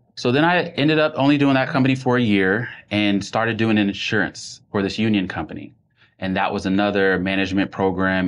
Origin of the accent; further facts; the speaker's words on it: Nashville, Tennessee, United States; I grew up in Nashville, Tennessee